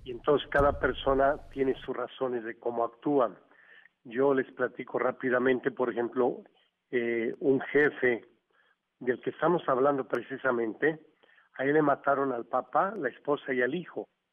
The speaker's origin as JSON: {"language": "Spanish", "country": "Mexico", "said": "yo lo hago como mexicano"}